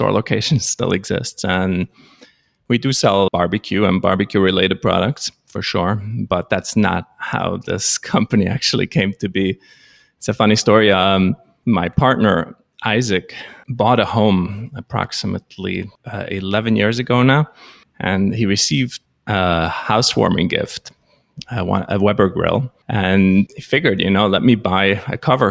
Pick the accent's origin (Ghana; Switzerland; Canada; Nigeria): Switzerland; first language Swiss German; English is a second language; moved away as an adult; now in New York, United States; I was actually born in Switzerland. Swiss German is my first language. I moved to the United States approximately 25 years ago